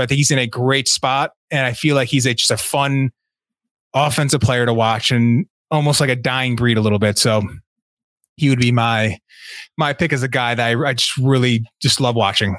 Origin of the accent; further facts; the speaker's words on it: Connecticut, United States; I'm from Connecticut